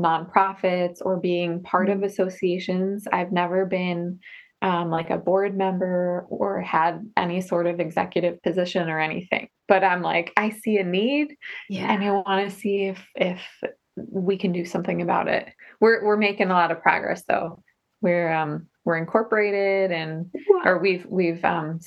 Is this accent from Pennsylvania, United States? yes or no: no; New Jersey, United States; moved away as an adult; also born or lived in New York City; now in Rochester, United States; I grew up in New Jersey in the USA, and then went up to Rochester, New York for school